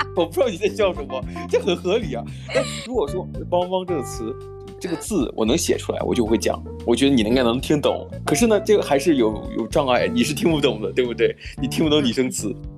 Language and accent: Chinese; northern China, China; 我们就是中国人，北方人